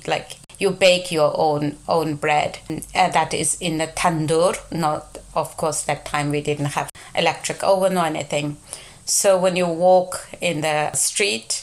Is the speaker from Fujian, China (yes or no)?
no; Yining, Xinjiang, China; English is a second language; moved away as an adult; now in United Kingdom; I am from a city called Gulja, the northern part of East Turkestan, the so-called Xinjiang